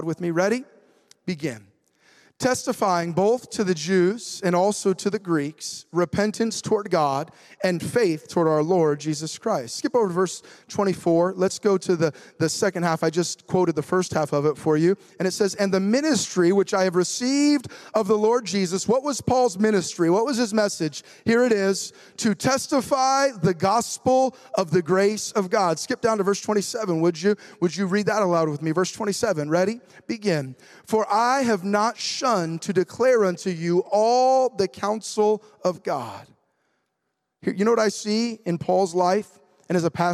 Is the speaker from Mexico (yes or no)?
no; United States; I'm a patriotic American